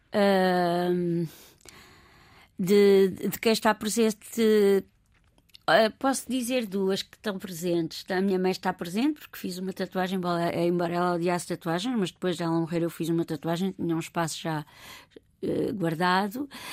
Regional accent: Lisbon, Portugal; also born or lived in Olivais, Lisbon / Encarnação, Lisbon / London, United Kingdom / Sintra; cresci em Campo de Orique, com todos os valores agregados a Campo de Orique

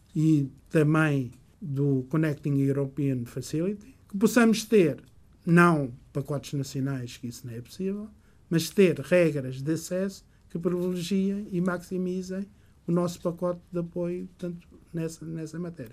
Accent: Portugal; also born or lived in Goa, India; Minha terra natal, eh, como sempre, embora a partir dos 5 anos eh, tenha vivido, crescido

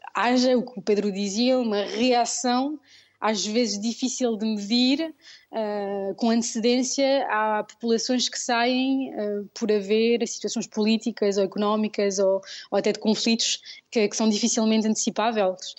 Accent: Paris, Île-de-France, France; Eu não sou imigrante, eu sou lusodescendente, portanto, os meus pais e os meus avós já eram imigrantes, uh, saíram de Portugal e vieram para a França, portanto, estamos aqui radicados em Paris há quase três gerações

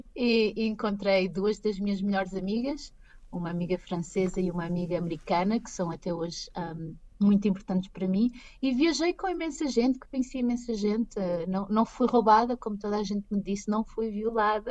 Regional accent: Pombal, Centro, Portugal; moved away as an adult; now in Chicago, United States; eu sou de Pombal

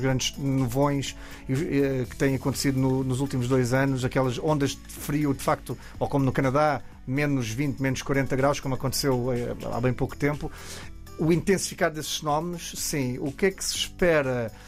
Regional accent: Alentejo, Portugal; como no Alentejo, de onde eu venho

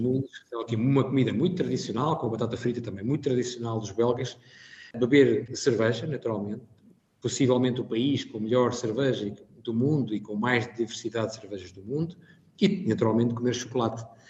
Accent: Portugal; moved away as an adult; now in Brussels, Belgium; nós temos como português

